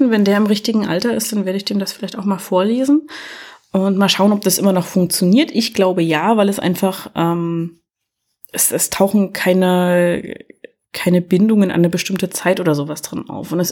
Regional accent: East Germany, Germany; ich komme ja aus der DDR, wir hatten ja nichts, ne?

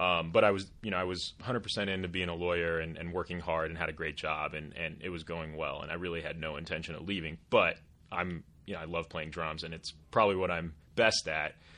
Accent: Portland, Oregon, United States; moved away as an adult; also born or lived in Eastern Washington; I grew up in Portland, like I mentioned earlier, and went to college in Eastern Washington

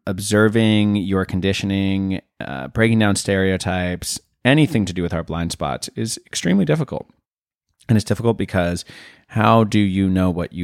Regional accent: Santa Fe, New Mexico, United States; Santa Fe, New Mexico.

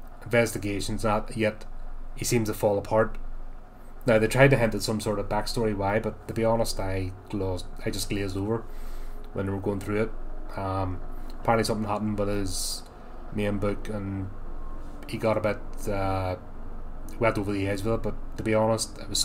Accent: United Kingdom; me as a Brit

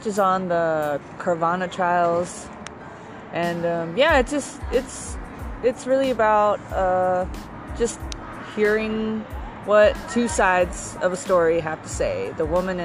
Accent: San Diego, California, United States; also born or lived in Anaheim, California; I eventually moved over to San Diego

